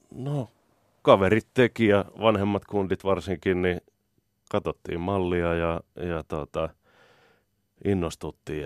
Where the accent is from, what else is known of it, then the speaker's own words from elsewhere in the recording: Helsinki, Uusimaa, Finland; Mä oon Kartin kaupungissa Ullan linnassa, ihan tuolla Etelä-Helsingissä